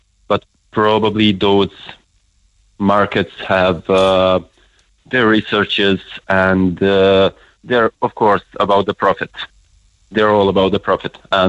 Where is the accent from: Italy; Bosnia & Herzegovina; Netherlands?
Bosnia & Herzegovina; now in Ireland; I'm from Bosnia.